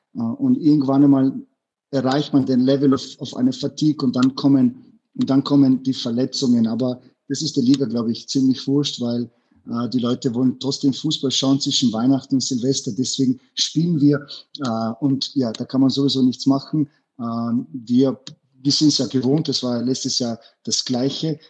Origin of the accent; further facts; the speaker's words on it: Innsbruck, Tyrol, Austria; German is a second language; moved away as an adult; now in Bruges, Belgium; ich bin aufgewachsen in Innsbruck.